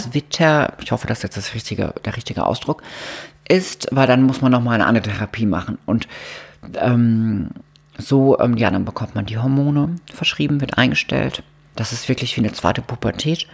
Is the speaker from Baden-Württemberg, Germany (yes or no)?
yes; Mannheim area, Baden-Württemberg, Germany; now in Cologne, Germany; ich komme da aus der Gegend